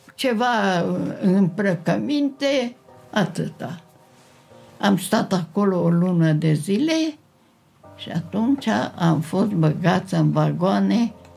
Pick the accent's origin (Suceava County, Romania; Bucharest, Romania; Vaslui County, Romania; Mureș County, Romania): Mureș County, Romania; Târgu Mureș; M-am născut la Târgu Mureș.